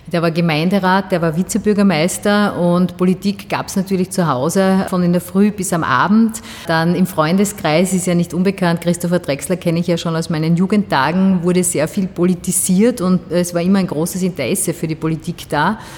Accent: Styria, Austria; Die Steiermark ist halt meine Heimat. Ich bin gern bei den Menschen draußen.

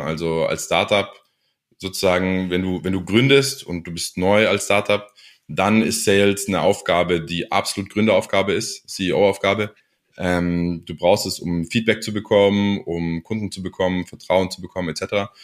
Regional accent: Ulm, Baden-Württemberg, Germany; also born or lived in United States; ich bin in, in Ulm geboren

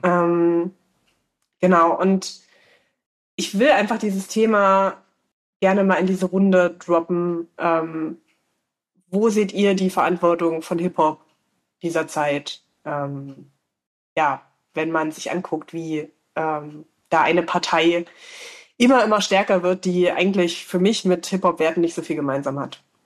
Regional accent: Saxony-Anhalt, Germany; now in Leipzig, Germany; ich ähm, komme ja gebürtig aus Sachsen-Anhalt, ich wohne in Leipzig

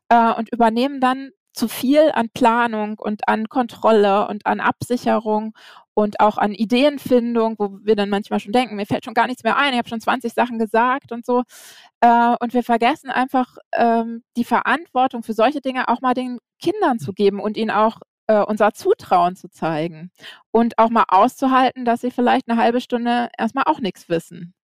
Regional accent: Flensburg, Schleswig-Holstein, Germany; Ich bin ähm, in Flensburg geboren

